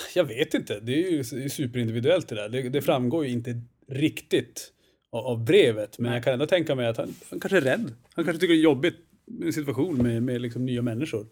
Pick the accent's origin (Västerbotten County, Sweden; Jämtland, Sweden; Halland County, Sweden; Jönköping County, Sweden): Jämtland, Sweden; Östersund; accent: norrländska; moved away as an adult; now in Stockholm, Sweden; kommer norrifrån till att börja med